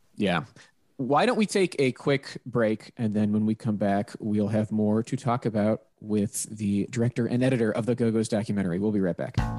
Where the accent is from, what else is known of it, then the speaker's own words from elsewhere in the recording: Pittsburgh, Pennsylvania, United States; I'm from Pittsburgh, so that like mid Atlantic area, I am very familiar with that type of accent.